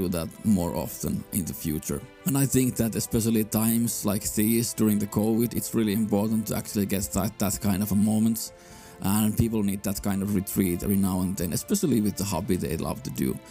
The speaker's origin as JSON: {"language": "English", "country": "Finland", "tie": "born or raised there", "said": "I'm from Finland"}